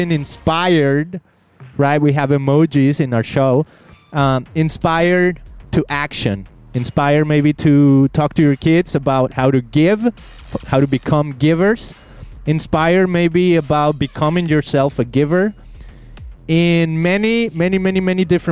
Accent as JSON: {"language": "English", "country": "Mexico", "moved": "yes", "lives_now": "United States", "said": "I came to America, I'm from Mexico"}